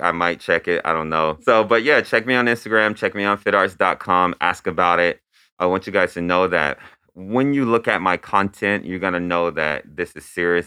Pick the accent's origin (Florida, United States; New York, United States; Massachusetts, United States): Florida, United States; Lakeland; I grew up in Lakeland, Florida